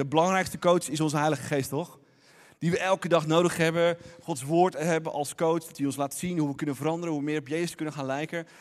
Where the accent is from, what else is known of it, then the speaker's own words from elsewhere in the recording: Netherlands; ons als Nederlanders